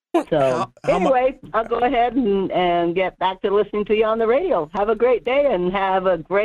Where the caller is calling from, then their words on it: Alaska, United States; It's Murph calling from the Denali area.